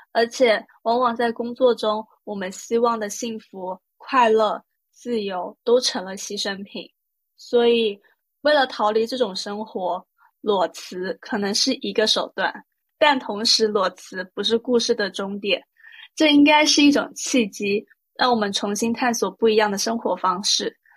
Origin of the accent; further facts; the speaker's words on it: Taipei, Taiwan; moved away as an adult; also born or lived in Shanghai, China / Hong Kong; now in Shenzhen, China; 来自台北跟上海 就我是在上海出生，然后到台北接受台湾的义务教育。后面我去香港念大学，自从在二零一六年，就是我完成了大学学业以后，我就一直在深圳工作